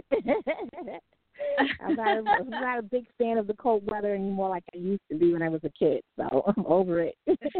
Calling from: New York City, New York, United States; I'm calling from New York City.

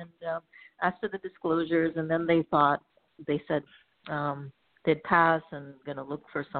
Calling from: California, United States; I'm calling from California.

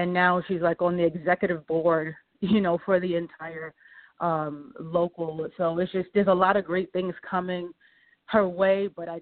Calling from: New York, United States; I'm calling from New York

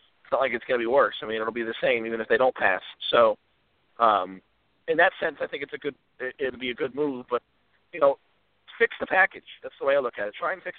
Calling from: Virginia, United States; This is … in Virginia.

